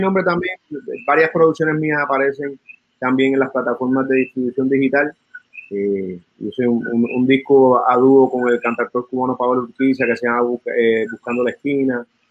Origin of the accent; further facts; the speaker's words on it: San Juan, Puerto Rico; also born or lived in Santurce; Nacido en Santurce, criado en Río Piedra